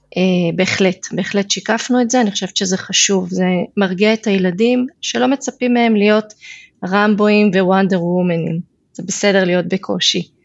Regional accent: Beit She'arim, Northern District, Israel; moved away as an adult; now in Kidron, Israel; אני גם גדלתי במושב קטן בעמק יזרעאל, מושב בית שערים

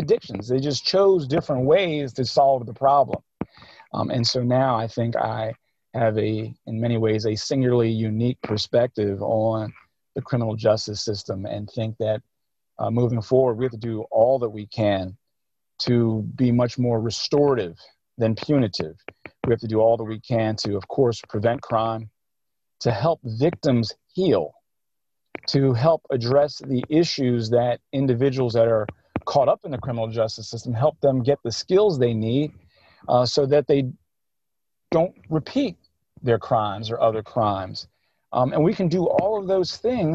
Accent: Philadelphia, Pennsylvania, United States; I grew up in Cobbs Creek. I grew up in West Philly

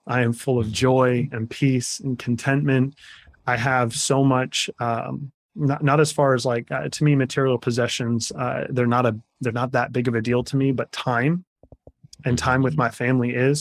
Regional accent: Kansas, United States; I'm a Kansas farm boy at heart. I grew up in the Midwest

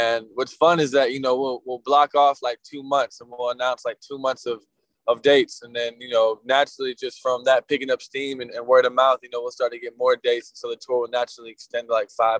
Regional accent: Atlanta, Georgia, United States; we're all from Atlanta

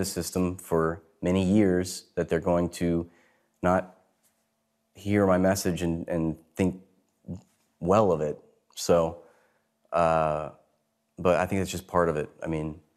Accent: United States; also born or lived in New York; I come from the United States.

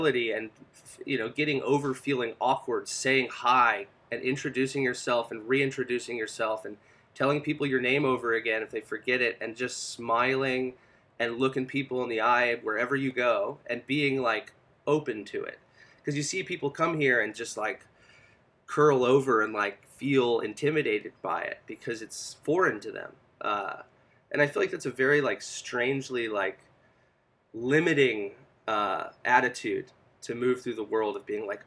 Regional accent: Nokomis, Florida, United States; moved away as an adult; also born or lived in New York / Los Angeles / San Francisco; now in North Shore, Oahu, United States; I grew up on the Gulf Coast of Florida in Nokomis, just south of Sarasota

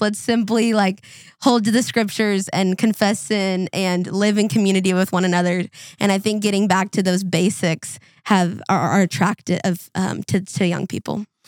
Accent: Minnesota, United States; growing up in Minnesota

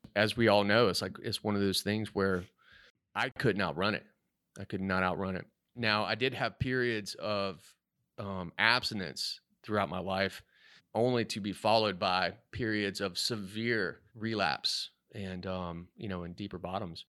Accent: Myrtle Beach, South Carolina, United States; also born or lived in New York / Mexico City / Washington, D.C. / Philadelphia; now in Charlotte, United States; I'm originally from Myrtle Beach

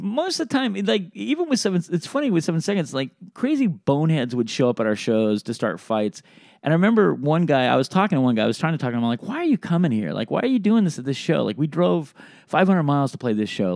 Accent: Sacramento, California, United States; also born or lived in Reno; I was born in Sacramento

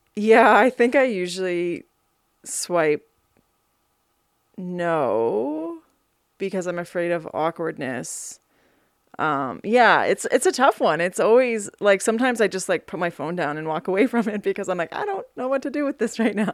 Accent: Alberta, Canada; now in Whitehorse, Canada; I'm from Alberta

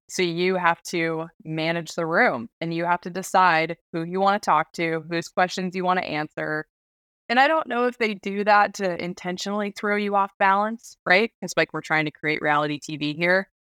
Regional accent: Alaska, United States; also born or lived in Washington; I was born and raised in Alaska

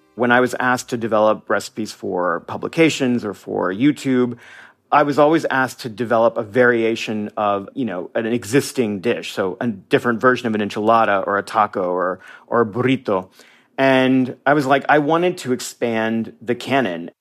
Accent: United States; moved away as an adult; now in Mazatlán, Mexico; I'm a Mexican American. I am an American

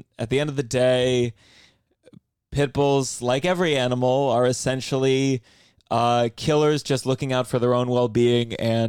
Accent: Maryland, United States; moved away as an adult; also born or lived in Washington, D.C. / New York / Miami; I grew up in Maryland

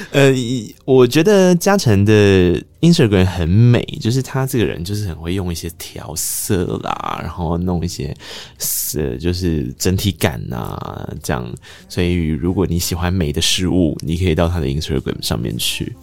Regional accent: Taiwan; first language Taiwanese Hokkien; Chinese is a second language; 我的母语是台语

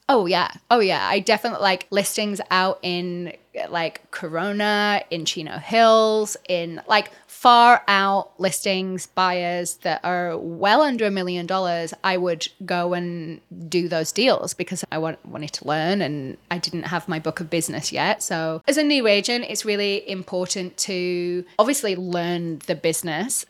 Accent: England, United Kingdom; moved away as an adult; also born or lived in Los Angeles, United States; now in Orange County, United States; Obviously, I'm not American. Uh, I'm English. I came over to L A twelve years ago.

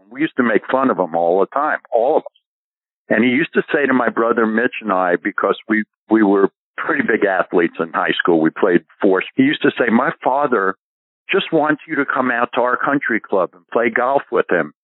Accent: New York, United States; moved away as an adult; also born or lived in Los Angeles; growing up in New York

